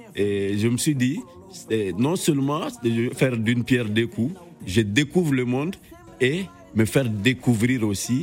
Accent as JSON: {"language": "French", "country": "Mali", "tie": "born or raised there", "also_born_or_lived": "Mounana, Gabon", "said": "je suis sorti à l'âge de 6 ans. Je suis venu au Mali"}